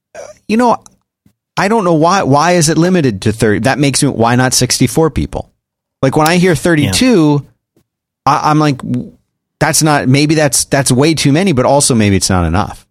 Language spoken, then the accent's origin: English; United States; I'm American